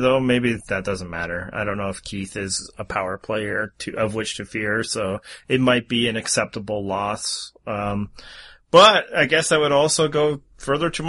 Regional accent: Canada; I'm Canadian

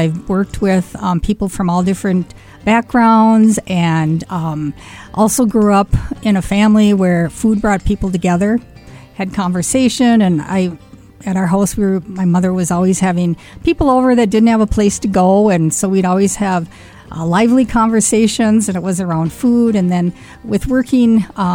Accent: Fargo, North Dakota, United States; growing up in Fargo

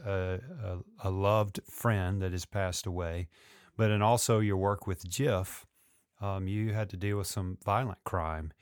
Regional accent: Memphis, Tennessee, United States; … and I grew up in Memphis

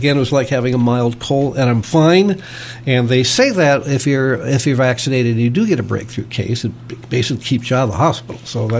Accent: East Coast, United States; Now, I grew up on the East Coast and then on the West Coast, and was a member of the YMCAs in both organizations.

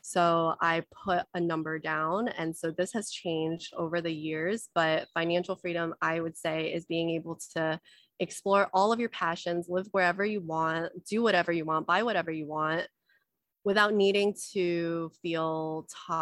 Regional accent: United States; also born or lived in China; I was born in China, but we immigrated to America. So I grew up with a lot of scarcity mindset

